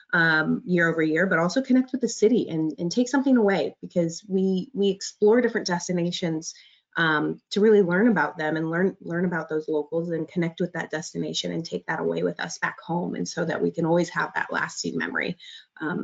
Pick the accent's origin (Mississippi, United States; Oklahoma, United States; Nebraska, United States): Nebraska, United States; Omaha; I was born and raised in Omaha